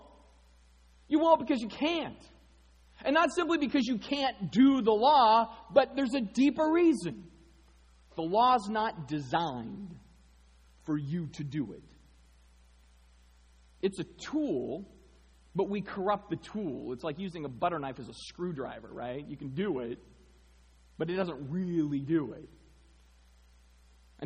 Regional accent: Arizona, United States; I grew up in Arizona.

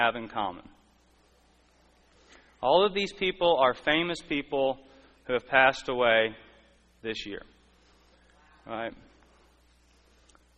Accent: Texas, United States; I'm from Texas.

